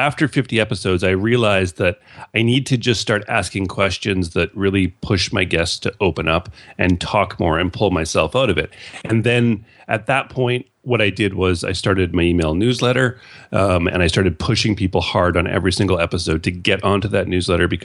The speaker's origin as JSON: {"language": "English", "country": "Canada", "said": "being Canadian"}